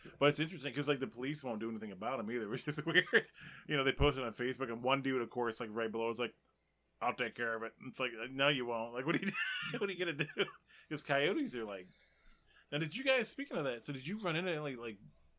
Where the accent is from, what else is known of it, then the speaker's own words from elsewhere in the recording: North Carolina, United States; moved away; Yeah, I grew up in North Carolina, up in the mountains, man.